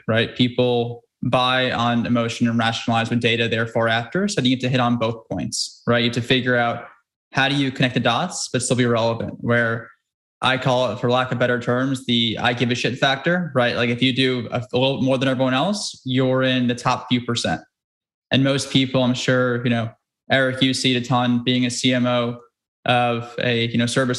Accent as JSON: {"language": "English", "region": "New York", "country": "United States", "tie": "born or raised there", "said": "growing up in New York"}